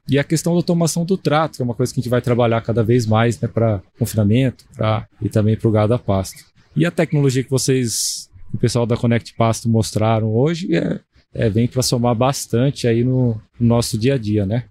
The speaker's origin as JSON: {"language": "Portuguese", "town": "Campo Grande", "region": "Mato Grosso do Sul", "country": "Brazil", "tie": "born or raised there", "also_born_or_lived": "Botucatu / Tangará da Serra / Pereira Barreto", "moved": "as an adult", "said": "Eu sou nascido em Campo Grande"}